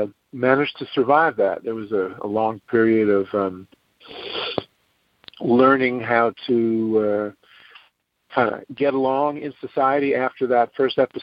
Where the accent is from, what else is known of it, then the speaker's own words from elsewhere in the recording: New York City, New York, United States; I grew up in New York City